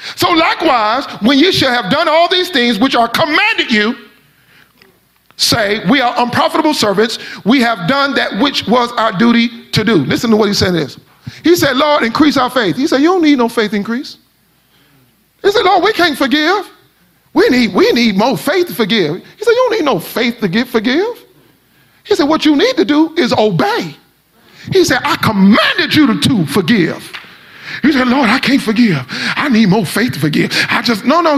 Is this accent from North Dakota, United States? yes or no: no; Miami, Florida, United States; I am from Miami